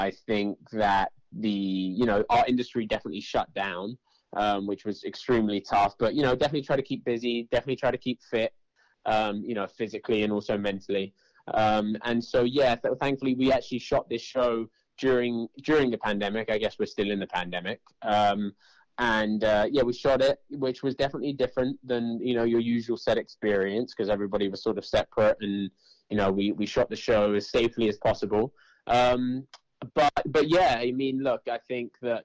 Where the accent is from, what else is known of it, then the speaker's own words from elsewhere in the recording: London, United Kingdom; I am from London